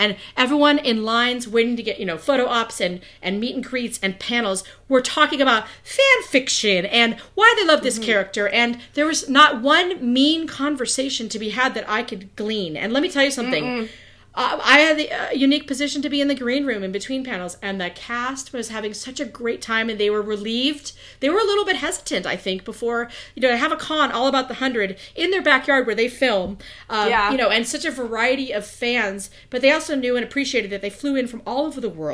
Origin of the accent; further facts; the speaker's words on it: California, United States; I'm a California girl